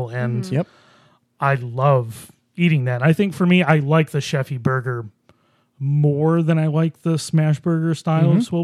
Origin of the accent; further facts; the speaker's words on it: Buffalo, New York, United States; now in Rochester, United States; We are from Buffalo